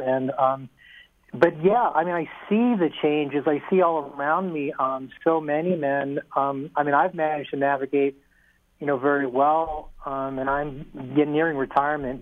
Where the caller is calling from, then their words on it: Oakland, California, United States; I'm calling from Oakland